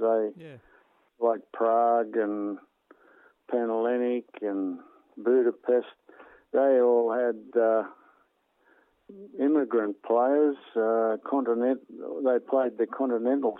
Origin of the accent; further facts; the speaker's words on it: Bulli, New South Wales, Australia; I grew up in Bulleye